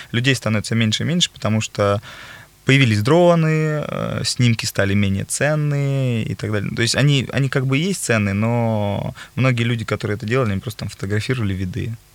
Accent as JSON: {"language": "Russian", "country": "Ukraine", "tie": "born or raised there", "moved": "yes", "lives_now": "Moscow, Russia", "said": "я из Украины, но угу. живу долгое время в Москве"}